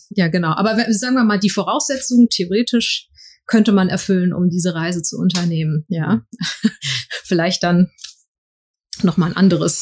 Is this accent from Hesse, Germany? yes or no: yes; Frankfurt, Hesse, Germany; ich als gebürtige Frankfurterin